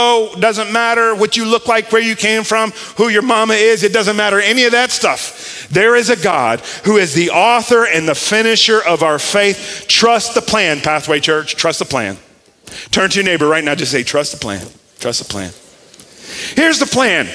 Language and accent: English; South Florida, United States; moved away as an adult; also born or lived in North Carolina; now in Mobile, United States; I grew up in South Florida